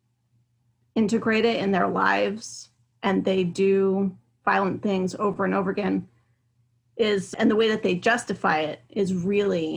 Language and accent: English; Pacific Northwest, United States; also born or lived in Hawaii; I grew up here in the Pacific Northwest